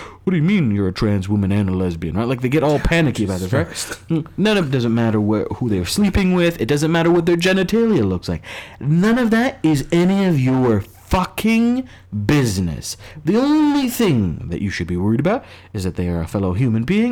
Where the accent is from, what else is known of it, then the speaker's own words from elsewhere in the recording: United States; as an American